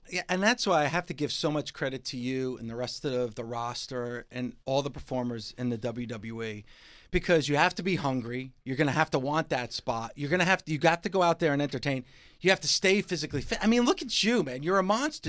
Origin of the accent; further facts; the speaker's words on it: New Jersey, United States; I'm from New Jersey